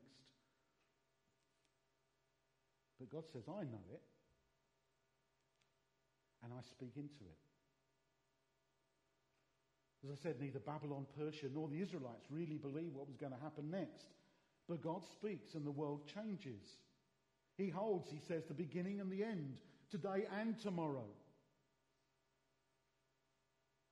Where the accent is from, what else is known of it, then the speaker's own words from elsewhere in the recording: London, United Kingdom; I was brought up in the East End of London